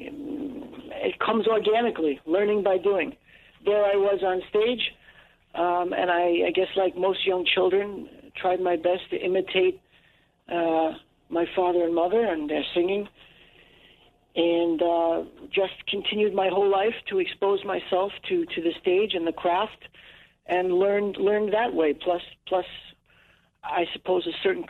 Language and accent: English; New York, United States; born or raised there; first language English